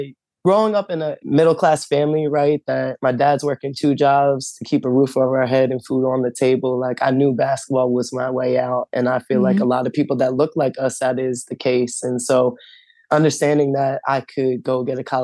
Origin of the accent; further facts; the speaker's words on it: Delaware County, Pennsylvania, United States; we grew up in Delaware County